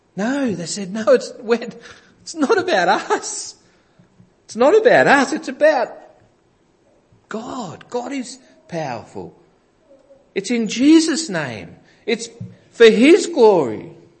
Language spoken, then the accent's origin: English; Greensborough, Victoria, Australia; growing up in Greensborough